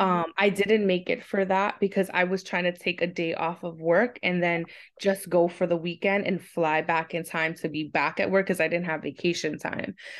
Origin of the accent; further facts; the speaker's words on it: New York City, New York, United States; I'm born and raised in Queens, New York.